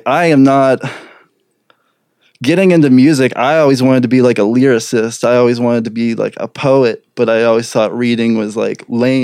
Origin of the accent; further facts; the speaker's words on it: Crafton, Pennsylvania, United States; we're both from Crafton